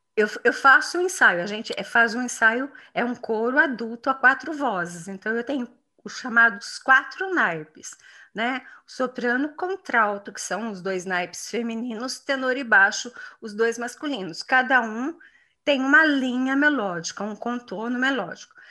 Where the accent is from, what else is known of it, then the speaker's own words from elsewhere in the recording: São João da Boa Vista, São Paulo, Brazil; now in Campinas, Brazil; lá na minha cidade natal, que é São João da Boa Vista